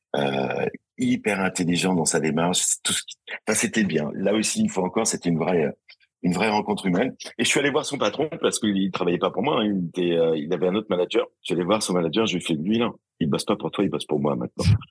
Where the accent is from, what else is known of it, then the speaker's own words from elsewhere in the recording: Angers, Pays de la Loire, France; moved away; Je suis d'Angers